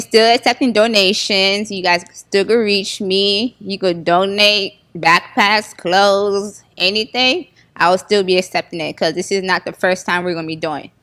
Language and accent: English; Florida, United States; I was born, born and raised in Florida and my parents was born in Haiti